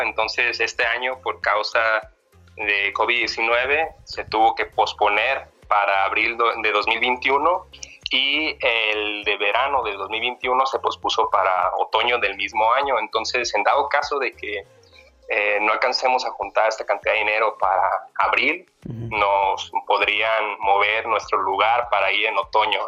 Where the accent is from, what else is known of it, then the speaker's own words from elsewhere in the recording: Zamora, Michoacán, Mexico; moved away as an adult; now in Guadalajara, Mexico; soy de Zamora, Michoacán